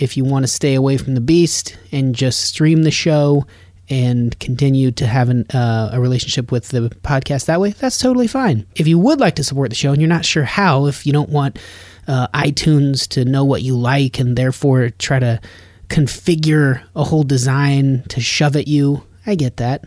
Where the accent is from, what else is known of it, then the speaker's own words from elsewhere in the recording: Nevada, United States; now in Los Angeles, United States; growing up in Nevada